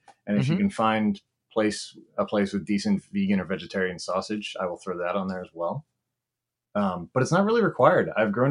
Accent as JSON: {"language": "English", "town": "Williamsport", "region": "Pennsylvania", "country": "United States", "tie": "born or raised there", "also_born_or_lived": "Delaware", "moved": "as an adult", "lives_now": "Philadelphia, United States", "said": "I disliked where I grew up in Williamsport so much that I didn't apply to college inside Pennsylvania."}